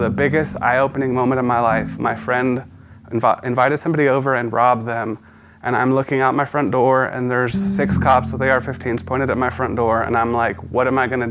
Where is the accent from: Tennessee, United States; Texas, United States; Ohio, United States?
Texas, United States; San Antonio; I was born in San Antonio in 1988. I had a pretty decent early childhood